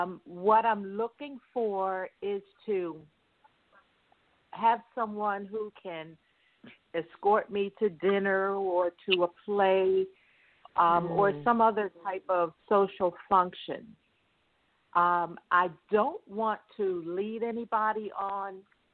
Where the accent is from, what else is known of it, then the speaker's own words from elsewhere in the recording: New Jersey, United States; New Jersey.